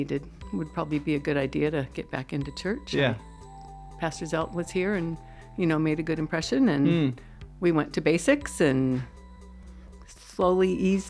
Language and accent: English; Hayward, California, United States; also born or lived in Portland, Oregon / San Carlos, California; I've lived in the area most of my life, born and raised in Hayward.